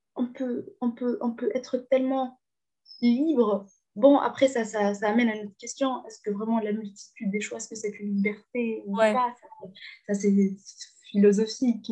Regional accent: Hammamet, Tunisia; French is a second language; moved away as an adult; also born or lived in Zarzis, Tunisia; now in Alsace, France; je suis tunisienne. j'ai grandi tunisienne

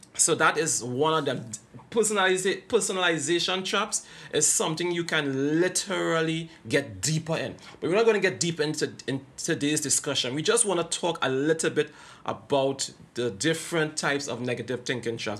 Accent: Trinidad & Tobago; I am from Trinidad and Tobago

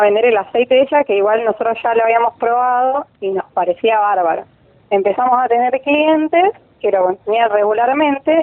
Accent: Rosario, Santa Fe, Argentina; soy de Rosario, tengo 25 años

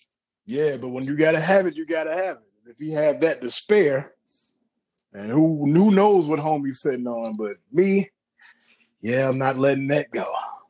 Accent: Virginia Beach, Virginia, United States; I'm from Virginia Beach, man. FYI, right around the corner from Princess Anne High School

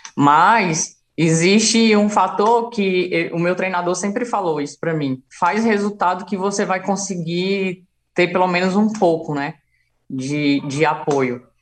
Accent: Ceará, Brazil; moved away as an adult; now in São Paulo, Brazil; quando eu saí do Ceará

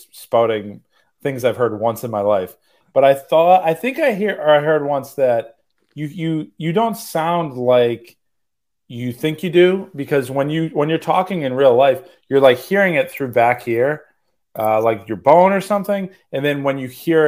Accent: Massachusetts, United States; moved away as an adult; also born or lived in New York; I moved to Massachusetts where I grew up in Massachusetts. So we moved back here

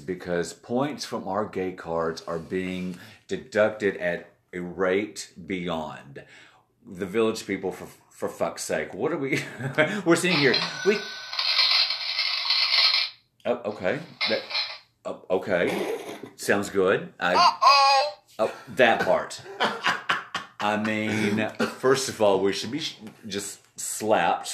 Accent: Atlanta, Georgia, United States; growing up in Atlanta

